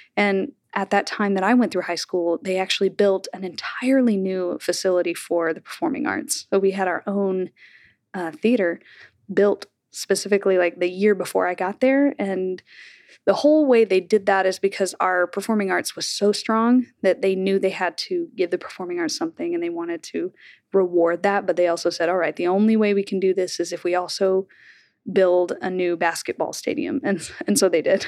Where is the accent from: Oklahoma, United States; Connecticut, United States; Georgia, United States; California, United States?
Oklahoma, United States; Bartlesville; accent: Oklahoma drawl; moved away as an adult; also born or lived in Elon, North Carolina; now in New York, United States; I grew up in Bartlesville